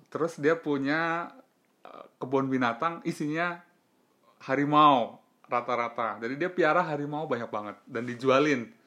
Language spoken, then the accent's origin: Indonesian; Java, Indonesia; also born or lived in Banten / Surabaya; gue sendiri sebagai orang Jawa